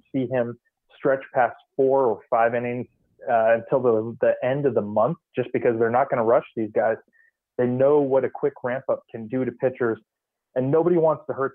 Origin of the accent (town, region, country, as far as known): Rohnert Park, California, United States; born or raised there; moved away as an adult; also born or lived in San Diego; now in Minnesota, United States